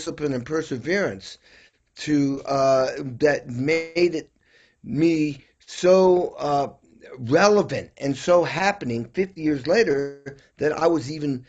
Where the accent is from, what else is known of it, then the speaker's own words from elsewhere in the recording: Western Massachusetts, United States; I grew up in Western Mass in the hills, beautiful part of Western Mass